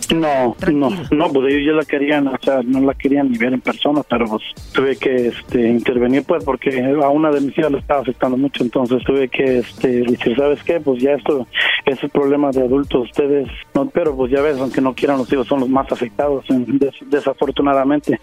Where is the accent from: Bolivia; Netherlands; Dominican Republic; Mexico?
Mexico; moved away; yo soy mexicano.